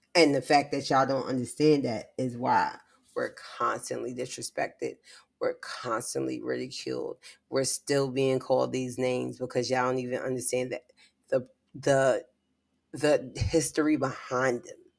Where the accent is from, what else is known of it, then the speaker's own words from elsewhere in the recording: New York City, New York, United States; I'm from the Bronx